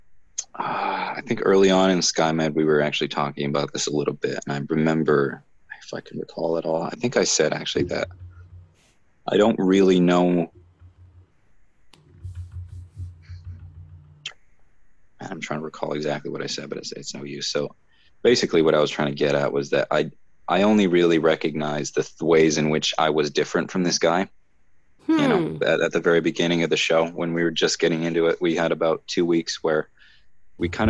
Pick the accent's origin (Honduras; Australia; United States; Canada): Canada; even being a Canadian